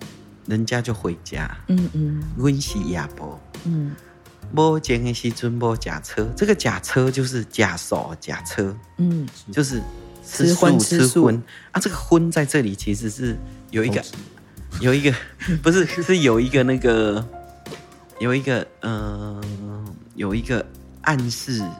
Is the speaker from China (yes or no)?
no; Tainan, Taiwan; first language Taiwanese Hokkien; Chinese is a second language; 对，我在台南生的。